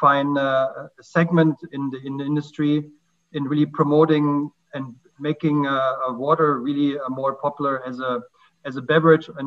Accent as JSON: {"language": "English", "country": "Germany", "moved": "yes", "lives_now": "Lilongwe, Malawi", "said": "I'm originally from Germany, and I'm currently living in Lilongwe, Malawi."}